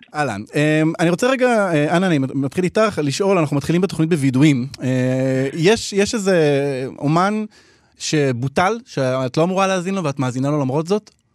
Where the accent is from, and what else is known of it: Israel